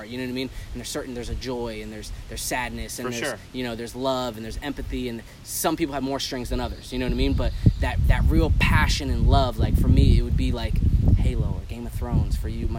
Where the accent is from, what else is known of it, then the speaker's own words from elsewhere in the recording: California, United States; also born or lived in Connecticut / El Paso; I was born in Connecticut. I was raised in California, so I lived in California for 11 years.